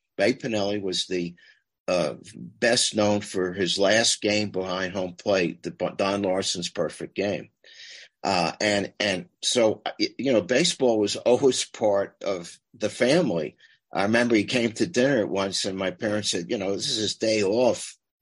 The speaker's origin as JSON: {"language": "English", "region": "New York", "country": "United States", "said": "I'm a New Yorker"}